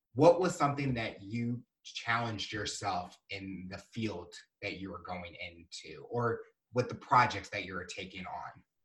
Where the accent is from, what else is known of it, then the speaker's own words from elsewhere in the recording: Missouri, United States; as we're both are growing up in Missouri